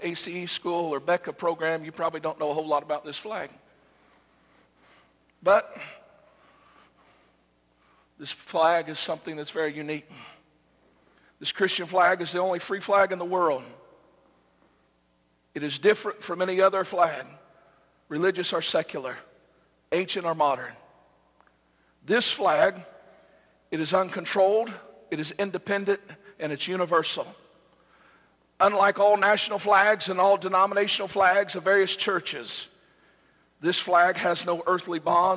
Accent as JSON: {"language": "English", "country": "United States", "said": "we as Americans"}